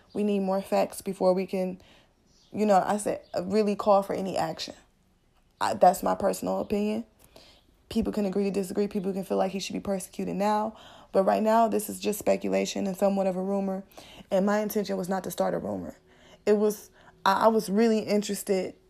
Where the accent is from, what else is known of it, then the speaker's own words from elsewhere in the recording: Midwest, United States; I'm from the Midwest